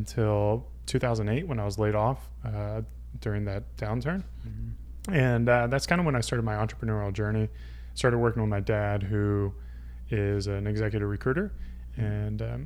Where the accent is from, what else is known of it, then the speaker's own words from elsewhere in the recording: Greer, South Carolina, United States; I grew up in South Carolina, Greer, South Carolina, home of the BMW manufacturing plant